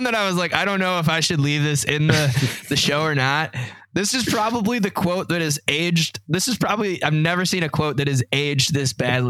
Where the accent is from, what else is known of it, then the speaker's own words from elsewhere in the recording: Detroit, Michigan, United States; I was born and raised in Detroit, Michigan. That being said, I hate the state of Michigan.